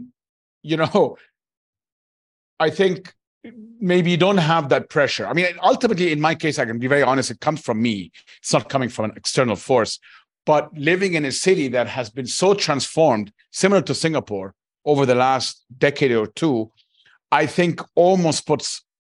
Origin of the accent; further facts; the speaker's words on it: Cairo, Cairo Governorate, Egypt; now in Dubai, United Arab Emirates; I grew up in Cairo in a large city